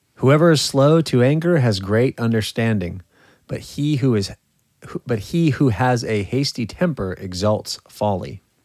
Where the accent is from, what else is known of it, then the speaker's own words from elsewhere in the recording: California, United States; moved away; in California, my home state